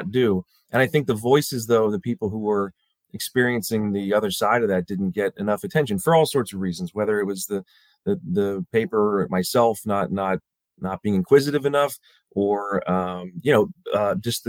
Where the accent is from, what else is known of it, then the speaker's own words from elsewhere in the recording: suburbs of Baltimore, Maryland, United States; I grew up in the suburbs of Baltimore.